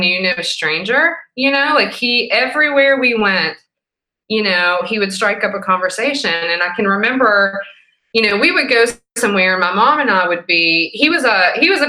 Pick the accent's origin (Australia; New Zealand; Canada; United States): United States; Abingdon, Virginia; moved away as an adult; now in Knoxville, United States; I grew up in Abingdon, Virginia, and moved here to go to the University of Tennessee